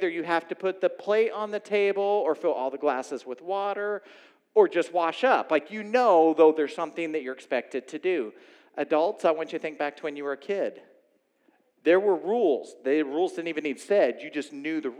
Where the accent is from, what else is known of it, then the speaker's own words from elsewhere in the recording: Oklahoma, United States; moved away; I grew up in Oklahoma.